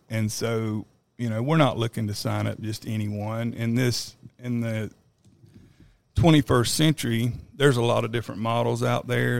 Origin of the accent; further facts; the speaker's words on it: Florida, United States; moved away as an adult; now in Texas, United States; I'm, I'm actually from Florida